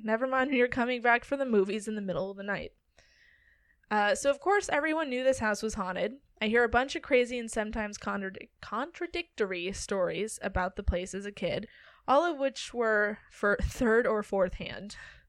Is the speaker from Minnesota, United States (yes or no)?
yes; Granite Falls, Minnesota, United States; The Swenson Farm, now a museum, is a turn-of-the-century farmhouse halfway between my hometown of Granite Falls, Minnesota, and Montevideo.